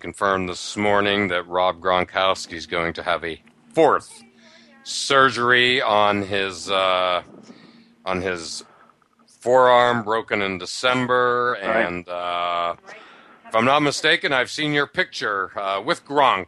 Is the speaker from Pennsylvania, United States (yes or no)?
yes; Pittsburgh, Pennsylvania, United States; now in Boston, United States; Pittsburgh, where I'm from, Western Pennsylvania